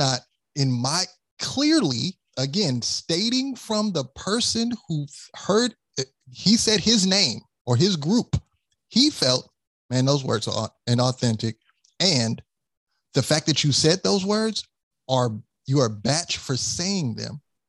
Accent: New York, United States; You're from New York. I'm from New York.

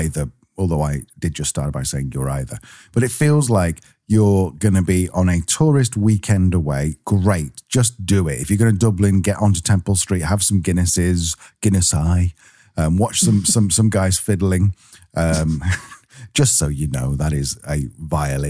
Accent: Manchester, North West England, United Kingdom; we're from Manchester in the UK, which is the second city.

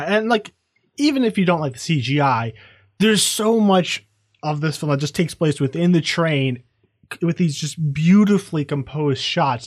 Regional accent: Virginia, United States; moved away as an adult; now in Phoenix, United States; I grew up in Virginia

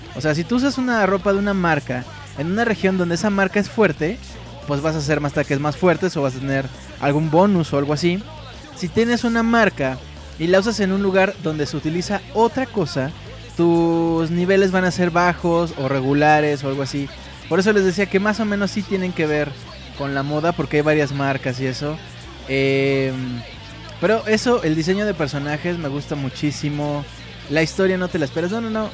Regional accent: Mexico; soy mexicano

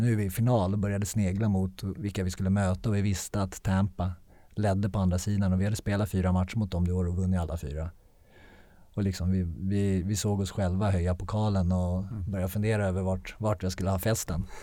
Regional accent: Sweden; moved away as an adult; jag är svensk

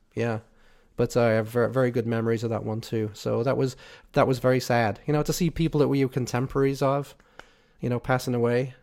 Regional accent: Liverpool, North West England, United Kingdom; I'm from Liverpool

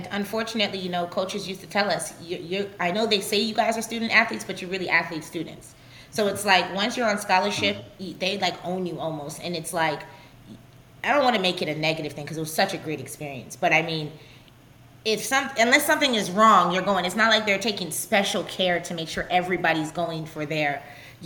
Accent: Canada; I was raised in Canada

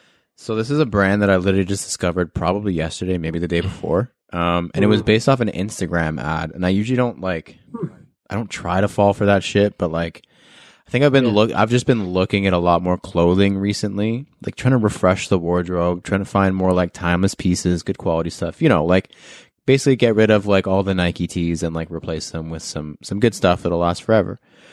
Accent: Canada; I'm Canadian.

